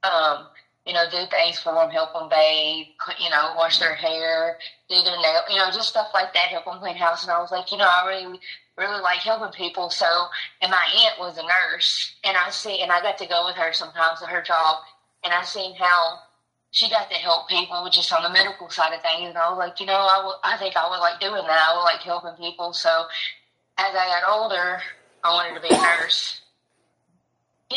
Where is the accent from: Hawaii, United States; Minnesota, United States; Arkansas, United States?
Arkansas, United States; Camden; moved away; Camden, Arkansas, in the country